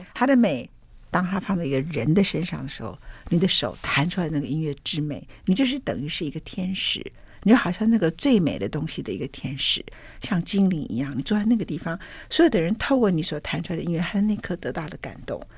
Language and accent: Chinese; Taiwan; 我们台湾人